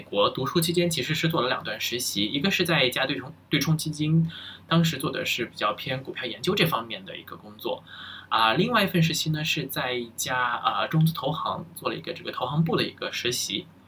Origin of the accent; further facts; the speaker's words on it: China; moved away as an adult; now in United States; 我是愿意回到，非常渴望甚至是想回到国内的